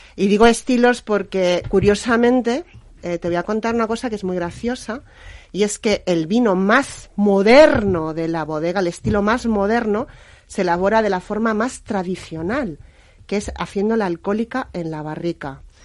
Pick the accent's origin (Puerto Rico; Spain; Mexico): Spain; Aranda de Duero, Castile and León; moved away as an adult; also born or lived in Madrid; volverme a vivir a mi tierra, Ribera del Duero, Aranda de Duero, yo soy arandina de nacimiento